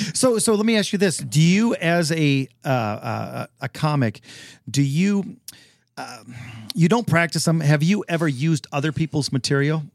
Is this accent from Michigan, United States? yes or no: yes; Detroit, Michigan, United States; I am from the South, the very southern part of Detroit.